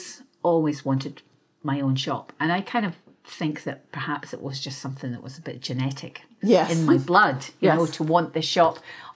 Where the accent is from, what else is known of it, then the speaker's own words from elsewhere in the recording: Perth, Scotland, United Kingdom; I was born and raised in Scotland. And I was raised by my father and mother. My father was Scottish and my mother was part English. So they had come from London and they were army people. So we grew up in Perth because they had a barracks there.